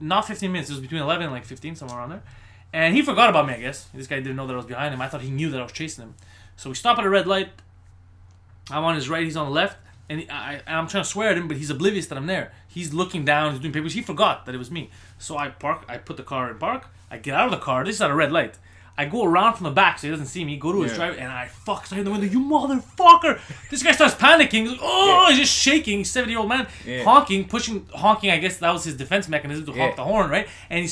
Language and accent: English; Montreal, Quebec, Canada; I'm from Park X. I'm in Park X.